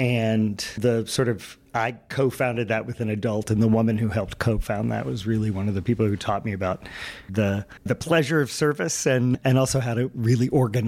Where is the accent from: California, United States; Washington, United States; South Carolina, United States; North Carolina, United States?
North Carolina, United States; Charlotte; also born or lived in Kentucky; I was born in Kentucky, actually, and grew up mostly in North Carolina, in Charlotte, North Carolina.